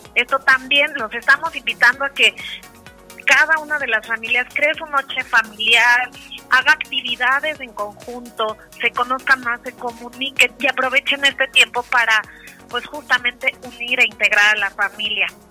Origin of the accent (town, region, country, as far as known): Mexico